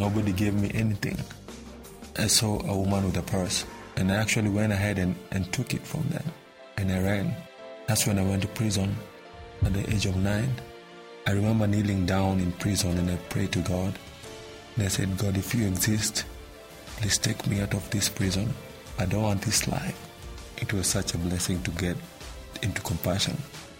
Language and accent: English; Nairobi, Kenya; I was born in Matare, Nairobi, Kenya. I grew up hungry, and as a little boy, I went to the streets of Nairobi